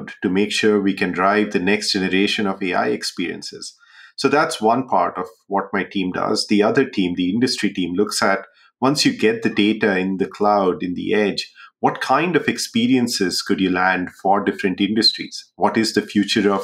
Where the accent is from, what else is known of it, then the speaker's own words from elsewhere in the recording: Jamshedpur, Jharkhand, India; moved away; also born or lived in Bihar; I grew up in a city called Jamshedpur in India